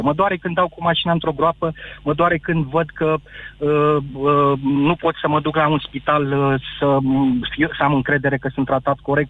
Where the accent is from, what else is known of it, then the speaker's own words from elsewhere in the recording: Bucharest, Romania; Sunt din București